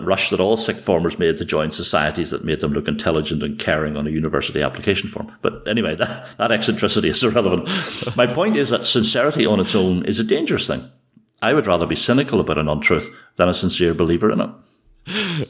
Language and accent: English; Ulster, Northern Ireland, United Kingdom; accent: Ulster; the speech of an Ulsterman